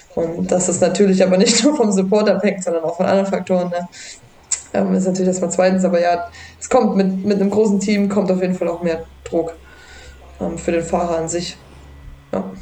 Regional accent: Germany; bei uns in Deutschland

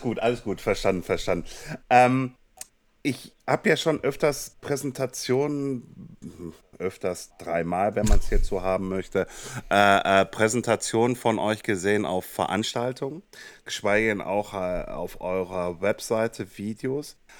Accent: Kassel, Hesse, Germany; meine Heimatstadt Kassel-Brauxe

